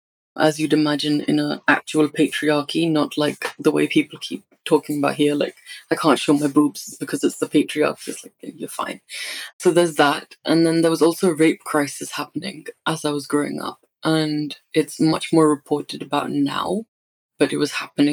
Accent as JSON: {"language": "English", "country": "India", "tie": "born or raised there", "moved": "yes", "said": "growing up in India"}